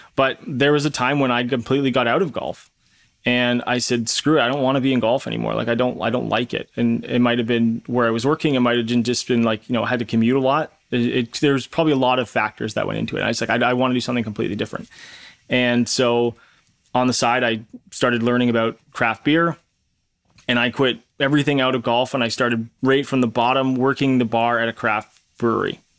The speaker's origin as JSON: {"language": "English", "country": "Canada", "said": "I'm Canadian"}